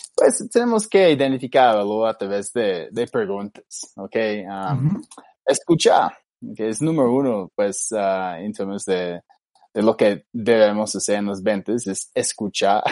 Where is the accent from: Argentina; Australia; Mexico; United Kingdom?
Australia; Spanish is a second language; now in Bogotá, Colombia; yo soy australiano